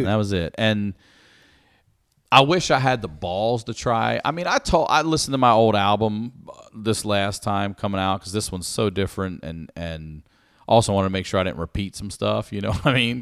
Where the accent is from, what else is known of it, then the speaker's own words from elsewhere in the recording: Baltimore, Maryland, United States; I'm from Baltimore